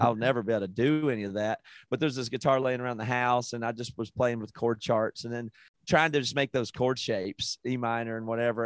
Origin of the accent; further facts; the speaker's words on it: South Carolina, United States; moved away as an adult; now in Seattle, United States; I grew up in South Carolina in the eighties and very rural South Carolina